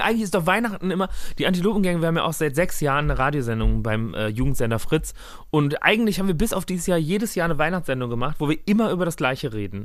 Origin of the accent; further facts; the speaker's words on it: North Rhine-Westphalia, Germany; ich komme aus Nordrhein-Westfalen